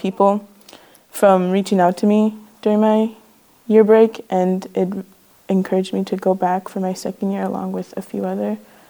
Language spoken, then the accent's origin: English; Nelson House, Manitoba, Canada; I was born and raised in the Shatwaiyasi Cree Nation, which is a small community in Nelson House up north of Manitoba.